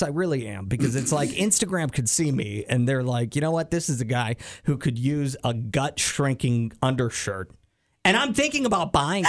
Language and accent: English; East Coast, United States; moved away; I grew up on the East Coast in the Eastern Time Zone.